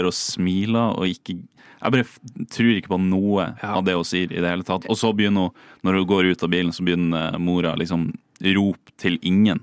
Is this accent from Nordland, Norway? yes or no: yes; Bodø, Nordland, Norway; moved away as an adult; also born or lived in Oslo; jeg kommer fra Bodø og skal flytte til storbyen Oslo